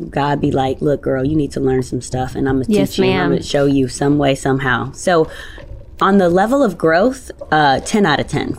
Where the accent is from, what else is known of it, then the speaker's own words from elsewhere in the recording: New York, United States; I've always lived in New York